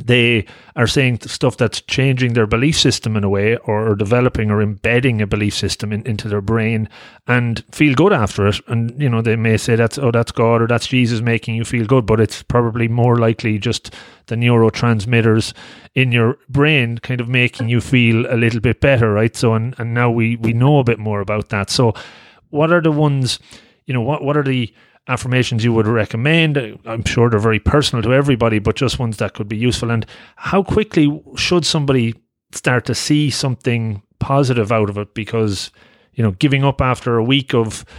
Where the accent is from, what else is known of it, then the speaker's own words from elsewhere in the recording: Ireland; I'm Irish